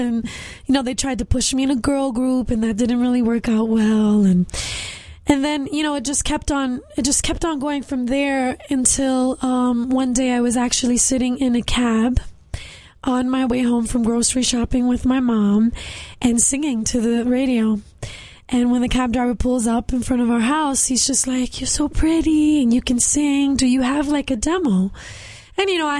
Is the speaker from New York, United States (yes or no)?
yes; New York City, New York, United States; I'm a Puerto Rican girl from Bushwick, Brooklyn